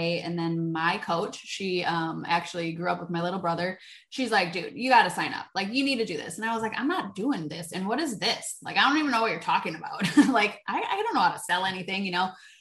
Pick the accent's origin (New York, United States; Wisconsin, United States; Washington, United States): Wisconsin, United States; I'm from Wisconsin. In Wisconsin, we know how to party